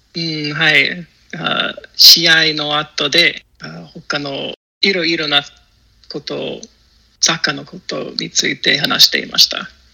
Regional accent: Chicago, Illinois, United States; first language English; Japanese is a second language; now in Washington, D.C., United States; 出身はあアメリカのシカゴですが、あワシントン DC に住んでいます

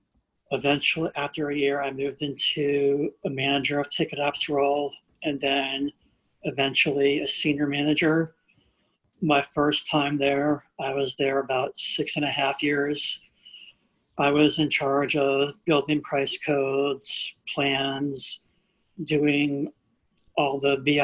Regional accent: New Orleans, Louisiana, United States; I grew up in New Orleans

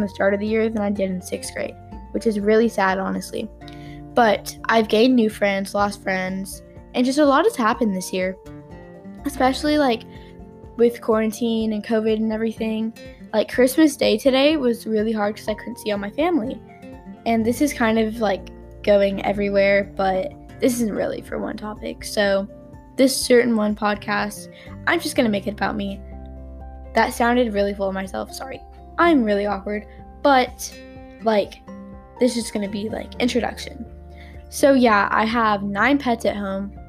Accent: Texas, United States; I'm from Texas

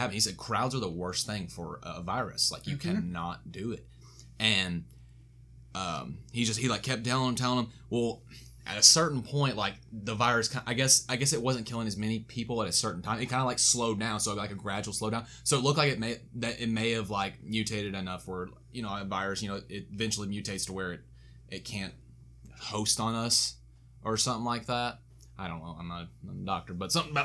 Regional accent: Farmersville, Texas, United States; I'm from Farmersville

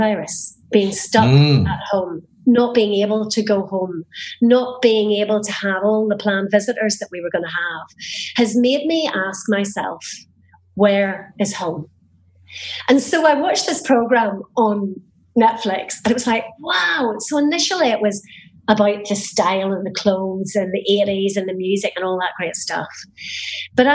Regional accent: Northern Ireland, United Kingdom; now in Spain; I was a teenager in the 80s growing up in Northern Ireland at the height of the Troubles.

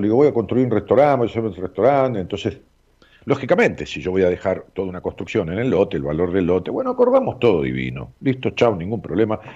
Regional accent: Ramos Mejía, Buenos Aires Province, Argentina; allá en mi pueblo donde nací, en Ramos Mejía

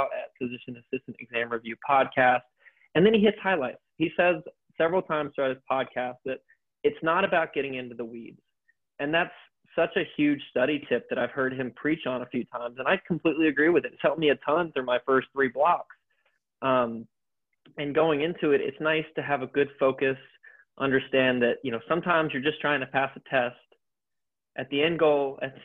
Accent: the South, United States; I'm from the South. We use the phrase bless your heart and things like that. I say y'all a lot

